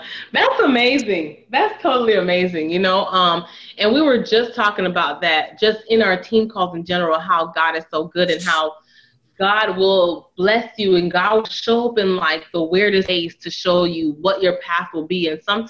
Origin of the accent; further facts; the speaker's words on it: Montreal, Quebec, Canada; now in United States; because most moms here in America, I'm from Montreal, Canada.